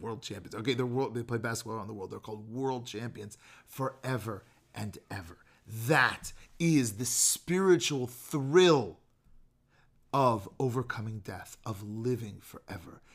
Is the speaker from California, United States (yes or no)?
yes; Bay Area, Marin County, California, United States; moved away as an adult; now in Chicago, United States; we grew up in the Bay Area, like Marin County, near San Francisco